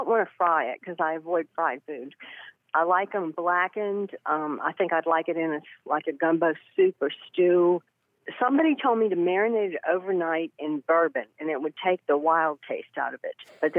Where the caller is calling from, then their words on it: Charleston, South Carolina, United States; Charleston, South Carolina.